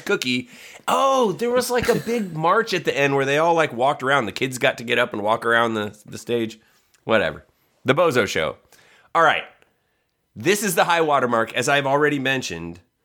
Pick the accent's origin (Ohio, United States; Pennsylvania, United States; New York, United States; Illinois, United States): Ohio, United States; Northwest; we grew up in a small town in Northwest Ohio that got W G N